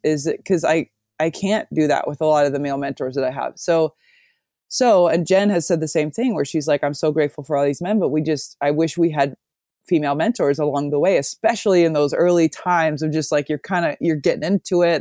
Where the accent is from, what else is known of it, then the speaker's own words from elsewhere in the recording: Omaha, Nebraska, United States; moved away as an adult; also born or lived in Amsterdam, Netherlands; I'm from Omaha